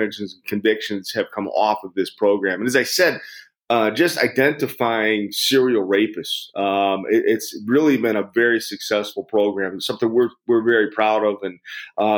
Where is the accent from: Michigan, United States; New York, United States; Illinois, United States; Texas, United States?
Michigan, United States; Detroit; born and raised in Detroit